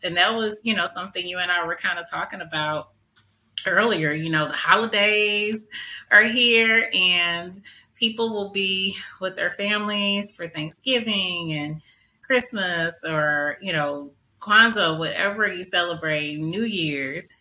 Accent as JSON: {"language": "English", "town": "St. Louis", "region": "Missouri", "country": "United States", "tie": "born or raised there", "said": "I grew up in North St. Louis in the 80s"}